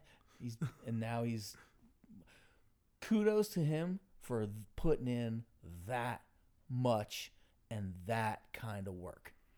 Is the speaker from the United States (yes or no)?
yes; Florida, United States; growing up in Florida